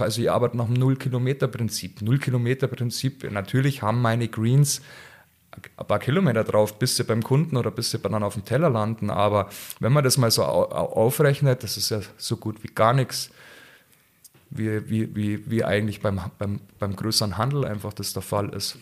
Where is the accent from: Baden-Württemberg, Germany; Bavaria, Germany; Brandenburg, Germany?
Bavaria, Germany